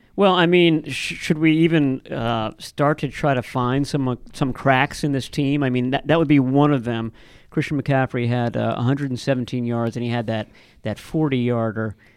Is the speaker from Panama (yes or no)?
no; United States; I grew up in Washington